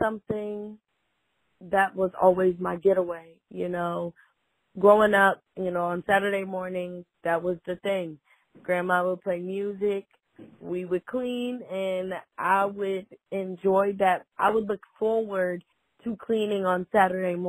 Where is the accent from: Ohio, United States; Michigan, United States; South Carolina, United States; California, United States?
South Carolina, United States; Fort Mill; now in Rock Hill, United States; I am from Fort Mill, South Carolina. I live in Rock Hill, South Carolina.